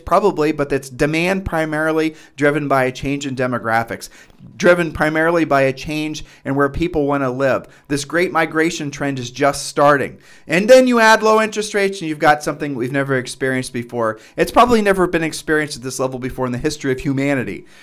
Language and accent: English; Midwest, United States; we're from the Midwest